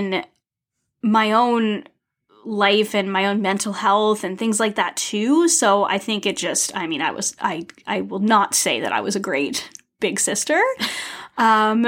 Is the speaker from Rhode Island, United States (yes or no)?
yes; Rhode Island, United States; moved away as an adult; also born or lived in Toronto; But no, I'm from Rhode Island, small state with the longest name.